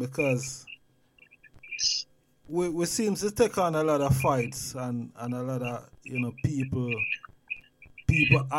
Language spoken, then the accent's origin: English; Jamaica; now in England; I grew up in Jamaica, and, you know, come out of Jamaica and come into England.